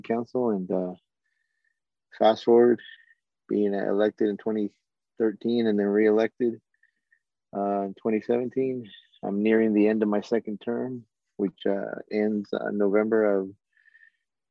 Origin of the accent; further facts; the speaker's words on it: Turlock, California, United States; also born or lived in Santa Cruz; now in Modesto, United States; I was born and raised in Turlock.